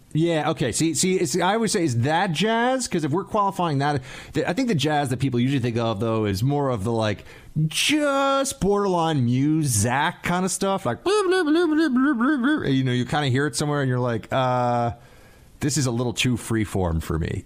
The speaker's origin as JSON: {"language": "English", "town": "New York City", "region": "New York", "country": "United States", "tie": "born or raised there", "moved": "yes", "said": "my hometown"}